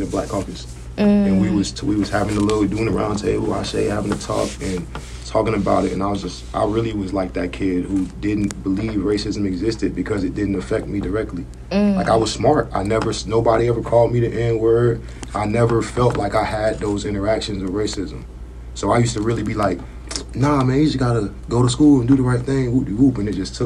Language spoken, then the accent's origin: English; Florida, United States; I'm from Florida